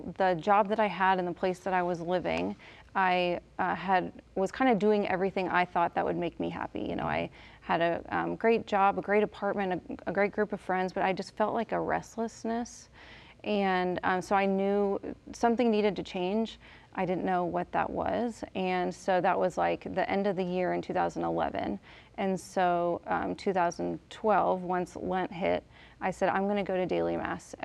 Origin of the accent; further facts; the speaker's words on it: Kansas City, United States; moved away as an adult; now in Pittsburg, Kansas, United States; I grew up in Kansas City